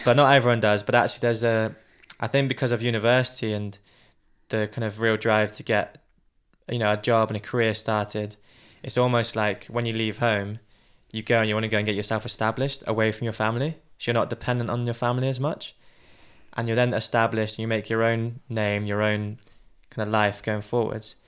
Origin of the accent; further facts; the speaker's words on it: United Kingdom; as a British person